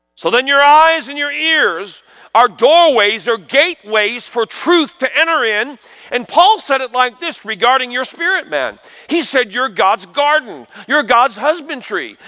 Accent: New York, United States; I grew up in New York

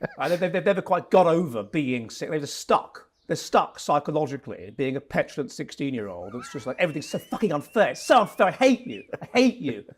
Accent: Wimbledon, London, United Kingdom; moved away as an adult; now in Finland; Originally from, um, Wimbledon, um, so j, sort of the su, area around there

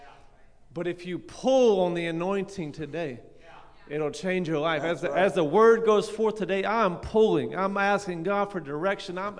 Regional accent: United States; I'm from Rowan County over there

